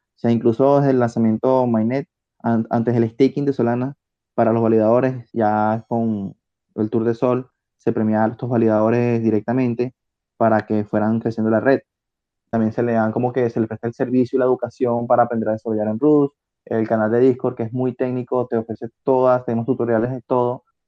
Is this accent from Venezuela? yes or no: yes; Venezuela; also born or lived in Spain; now in Barcelona, Spain; yo soy de Venezuela